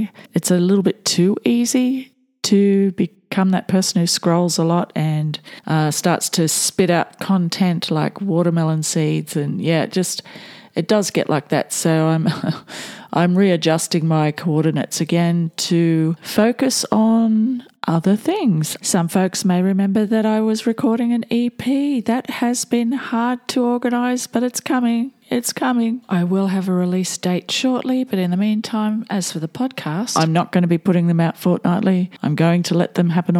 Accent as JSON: {"language": "English", "country": "Australia", "said": "I am a typical white Aussie, descended from convicts and immigrants"}